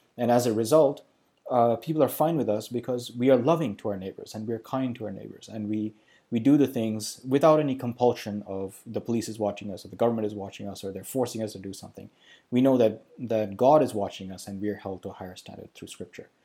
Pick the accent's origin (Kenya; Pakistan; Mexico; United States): Pakistan; moved away; also born or lived in Sri Lanka; I grew up in Pakistan. I was born in Sri Lanka. I grew up in Pakistan.